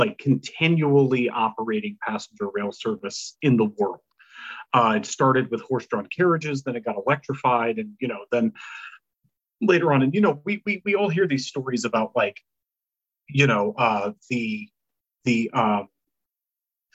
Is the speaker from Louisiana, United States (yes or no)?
yes; Louisiana, United States; I'm from Louisiana, I'm not from New Orleans.